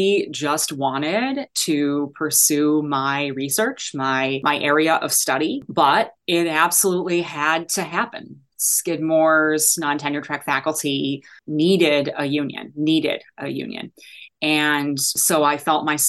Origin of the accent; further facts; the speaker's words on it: Chicago, Illinois, United States; moved away as an adult; also born or lived in Ann Arbor, Michigan; I am from Chicago.